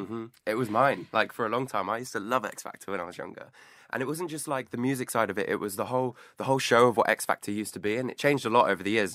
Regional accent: Clevedon, South West England, United Kingdom; moved away as an adult; now in London, United Kingdom; Clevedon, of Bristol, mm-hmm. my hometown

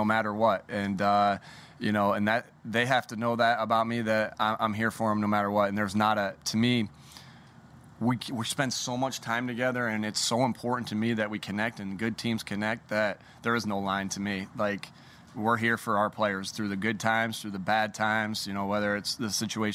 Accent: New York, United States; when I was growing up in New York

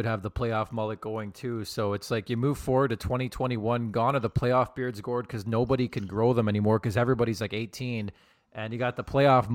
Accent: Montreal, Quebec, Canada; I'm from Montreal. I got family members in Montreal

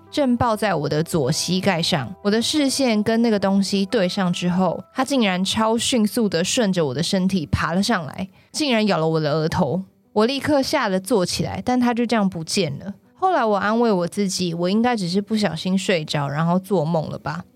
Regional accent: Taiwan; 那一天出船的那个团就只有我一个台湾人

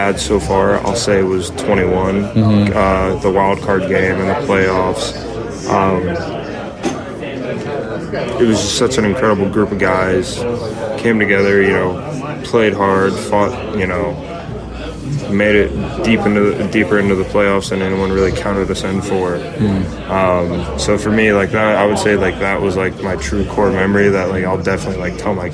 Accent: Illinois, United States; growing up in Illinois

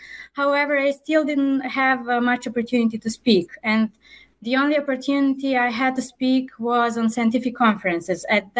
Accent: Serbia; first language Serbian; English is a second language; moved away as an adult; now in United States; I'm from Serbia and my native language is Serbian. Currently I'm living in the United States

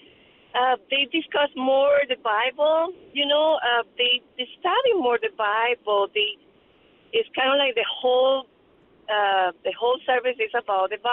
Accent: Venezuela; now in Chicago, United States; I came a long time ago to Chicago. I came from Venezuela

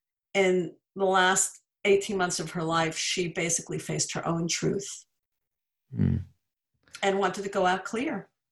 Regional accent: New York, United States; moved away as an adult; now in Los Angeles, United States; I grew up in New York. I went to college in Los Angeles. I stayed. I went back and forth

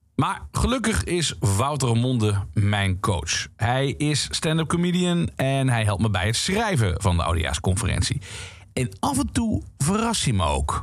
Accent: Limburg, Netherlands; Ik kom namelijk uit Limburg.

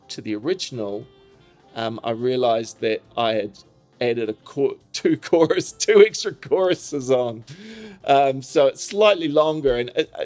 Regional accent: New Zealand; moved away as an adult; now in Jersey City, United States; I was from New Zealand.

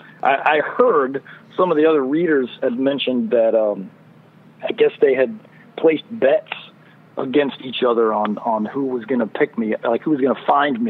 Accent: Arkansas, United States; moved away as an adult; also born or lived in Japan; I'm actually stateside. I'm in Arkansas, around my hometown

